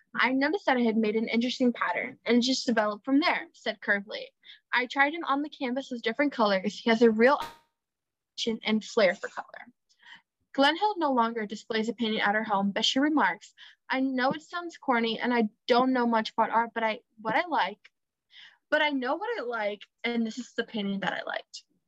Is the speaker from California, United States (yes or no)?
no; Miami, Florida, United States; I'm from Miami